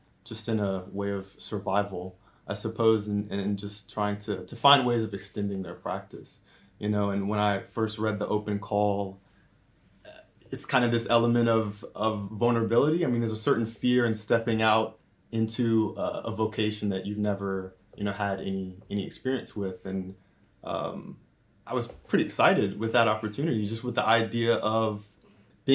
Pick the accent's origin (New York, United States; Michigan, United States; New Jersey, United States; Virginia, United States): Virginia, United States; Richmond; moved away as an adult; also born or lived in Ashland, Virginia; now in Cambridge, United Kingdom; Originally, I'm from Richmond, Virginia. Actually, by way of a smaller town called Ashland